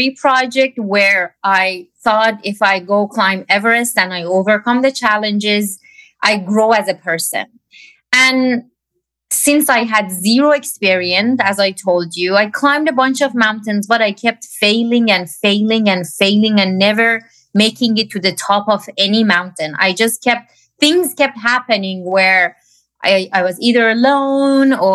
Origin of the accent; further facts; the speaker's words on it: Iran; moved away; I grew up in Iran.